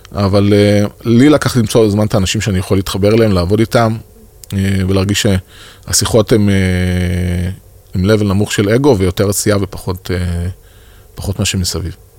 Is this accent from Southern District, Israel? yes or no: yes; Beersheba, Southern District, Israel; moved away as an adult; אני באר שבעי במקור